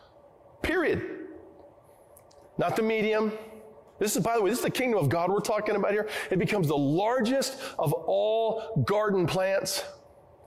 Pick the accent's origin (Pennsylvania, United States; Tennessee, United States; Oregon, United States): Oregon, United States; I come from the Northwest. I come from Oregon, where we have lots of trees